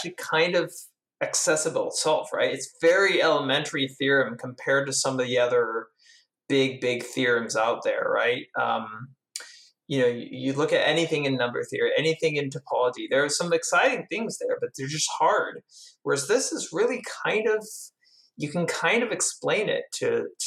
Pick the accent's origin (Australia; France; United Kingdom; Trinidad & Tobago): France; I grew up in France.